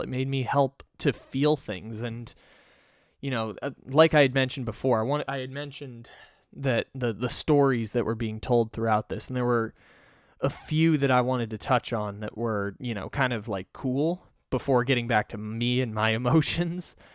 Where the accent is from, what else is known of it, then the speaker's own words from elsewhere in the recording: San Diego, California, United States; when I was growing up in San Diego